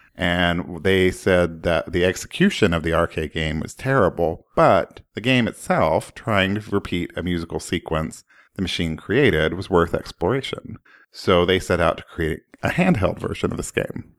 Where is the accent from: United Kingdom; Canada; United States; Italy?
United States; Oklahoma; I grew up in Oklahoma